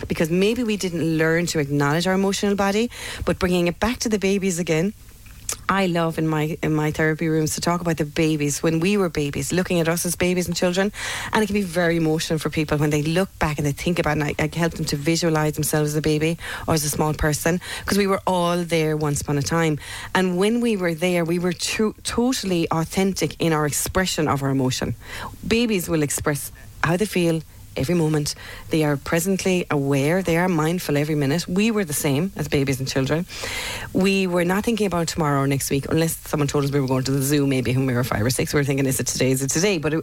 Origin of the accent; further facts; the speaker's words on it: Ireland; as Irish people, for many of us growing up, you know, for me in the 70s, 80s